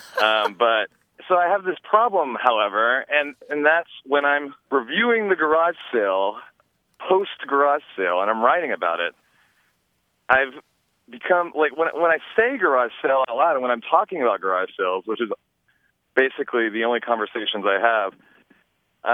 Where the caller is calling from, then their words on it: Crescent City, California, United States; I'm calling from Northern California in Crescent City